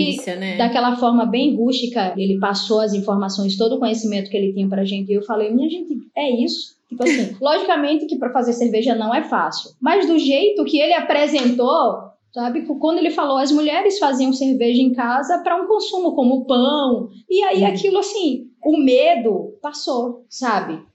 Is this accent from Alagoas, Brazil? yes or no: yes; Maceió, Alagoas, Brazil; also born or lived in Cubatão, São Paulo; eu nasci em Cubatão, né, São Paulo, mas só nasci. E uhum. aí vim morar em Maceió, sou de Maceió